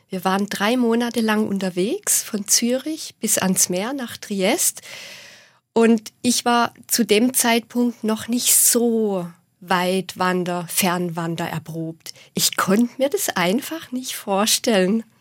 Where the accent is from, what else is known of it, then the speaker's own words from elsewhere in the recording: Baden-Württemberg, Germany; accent: Swabian; vor allem zu hören, dass alle meinen Dialekt sprechen.